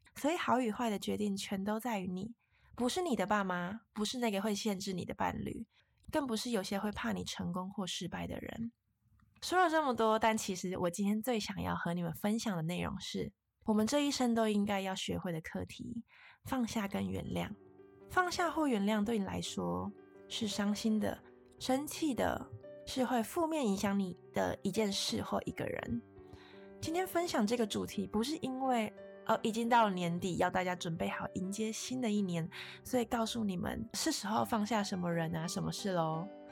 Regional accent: Taiwan; 我们身在台湾非常地幸运

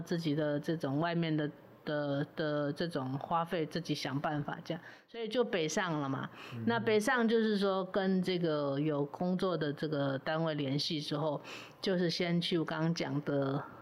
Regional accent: Sanyi, Miaoli County, Taiwan; also born or lived in Taoyuan; 我是苗栗人嘛，哈是，苗栗客家 ，然后也是在三义就是木雕小镇嘛

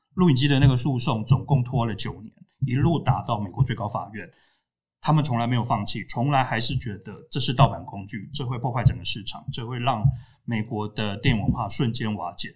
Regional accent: Tainan, Taiwan; 我在台南长大，十几岁的时候，家里附近开始出现那种录影带店

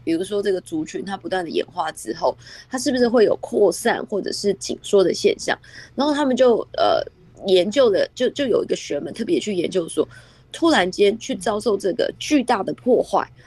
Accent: Taiwan; 咱们台湾

